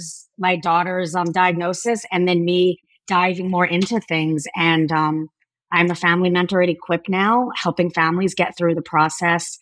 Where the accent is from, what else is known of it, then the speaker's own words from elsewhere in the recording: Miami, Florida, United States; I went to school after growing up in Miami, Florida